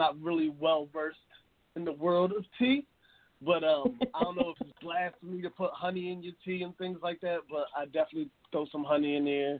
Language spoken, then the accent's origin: English; Philadelphia, Pennsylvania, United States; I'm from Philadelphia